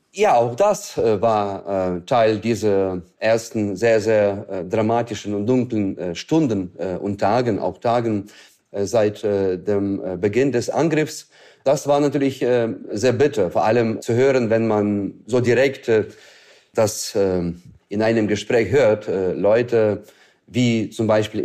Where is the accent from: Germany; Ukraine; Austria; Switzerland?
Ukraine; in meiner Heimat